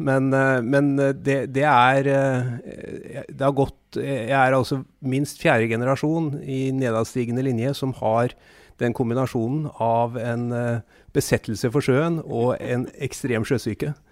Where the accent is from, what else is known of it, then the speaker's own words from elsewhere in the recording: Southern Norway, Norway; Og vi kom skjevt ut, for å si det sånn, som søringer.